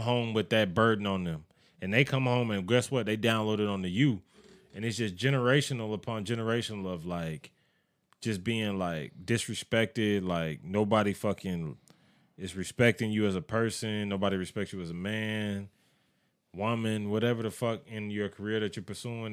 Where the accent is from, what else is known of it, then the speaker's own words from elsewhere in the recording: United States; As an American